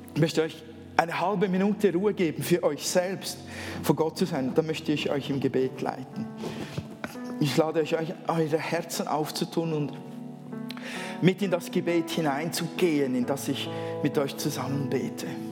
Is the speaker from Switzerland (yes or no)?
yes; Switzerland; accent: Swiss German; first language Swiss German; Erstens einmal bin ich ja Schweizer. Schweizerdeutsch ist eigentlich meine Muttersprache.